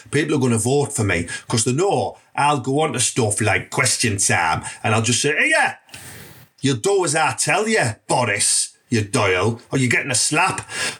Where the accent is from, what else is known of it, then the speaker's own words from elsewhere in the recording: Redcar, North East England, United Kingdom; I want to teach the lads of Teesside, particularly Redcar in my hometown and that, how you can book really fast, but still effective.